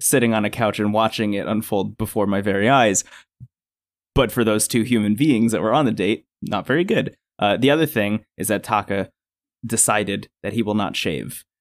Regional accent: New Jersey, United States; I grew up in New Jersey

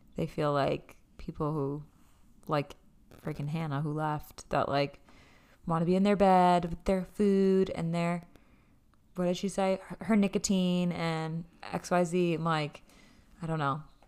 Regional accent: Massachusetts, United States; we're from Mass

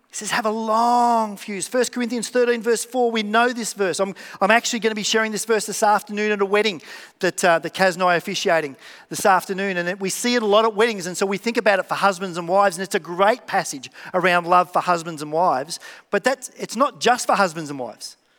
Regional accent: Melbourne, Victoria, Australia; I'm from Melbourne.

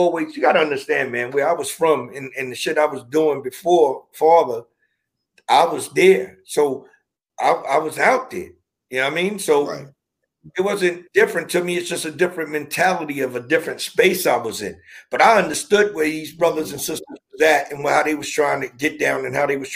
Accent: New York City, New York, United States; also born or lived in Brooklyn / Long Island; born in Brooklyn, raised in Queens

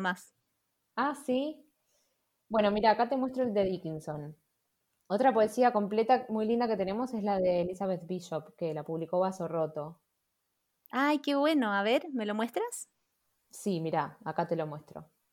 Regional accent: Chile; moved away as an adult; yo soy de Chile

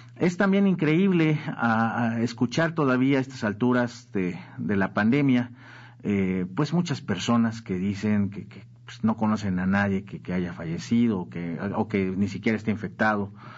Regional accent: Mexico; somos los mexicanos

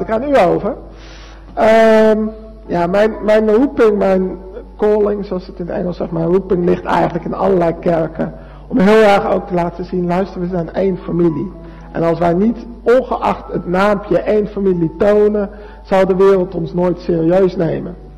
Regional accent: Arnhem, Gelderland, Netherlands; now in Alblasserdam, Netherlands; ik woon in Alblas-Stam, geboren in Arnhem

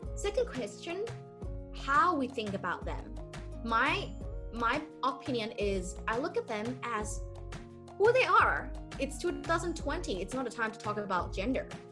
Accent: Thailand; i also go to back to my hometown to respect my parents

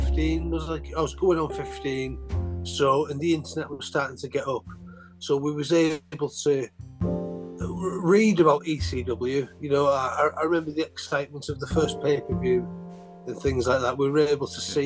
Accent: St Helens, North West England, United Kingdom

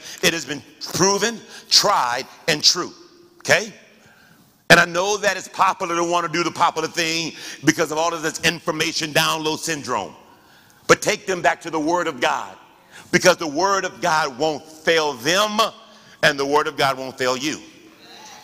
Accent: United States; We are African American. We are citizens of the United States of America

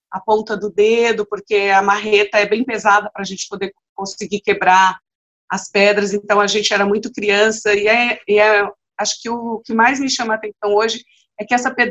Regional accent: Vitória da Conquista, Bahia, Brazil; eu nasci em Vitória da Conquista, então, filha do, de um paulista com uma baiana

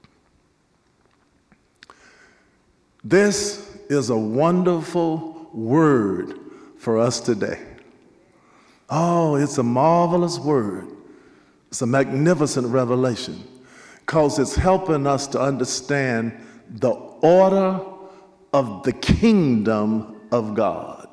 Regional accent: Nashville, Tennessee, United States; I was raised up in the African Methodist Episcopal Church, St. John AME, Nashville, Tennessee, 21st and Formosa, the AME church

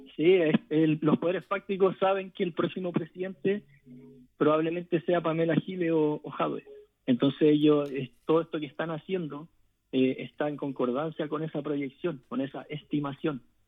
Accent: Chile; nos diría a nosotros como pueblo chileno

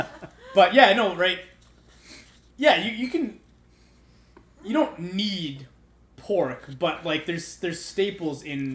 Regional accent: Canada; I'm Canadian.

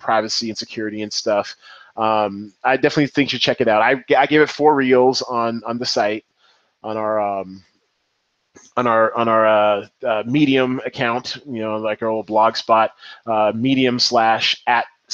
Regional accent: Seattle, Washington, United States; I am from Seattle. I claim the 206

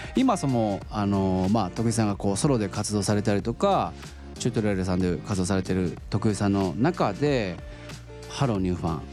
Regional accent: Oita, Japan; 僕あの、出身が大分なんですよ

